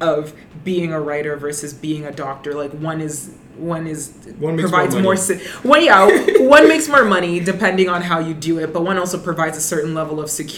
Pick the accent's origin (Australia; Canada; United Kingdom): Canada; Brampton, Ontario; I'm originally from Brenton